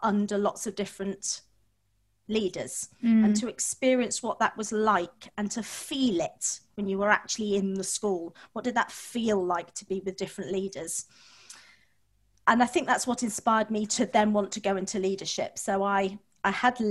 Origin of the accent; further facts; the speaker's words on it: Manchester, North West England, United Kingdom; I was born and brought up in Manchester, went to one of the largest comprehensives in Manchester.